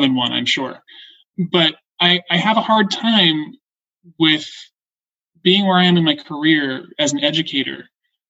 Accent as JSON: {"language": "English", "area": "North Shore of Long Island", "region": "New York", "country": "United States", "tie": "born or raised there", "moved": "yes", "said": "as a kid, growing up on the North Shore of Long Island"}